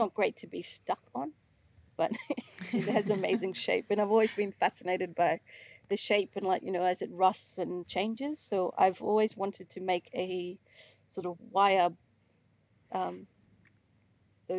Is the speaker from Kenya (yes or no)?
no; Fitzroy Crossing, Western Australia, Australia; I'm Bunuba from Fitzroy Crossing area, Wamangetti, which is Great Sandy Desert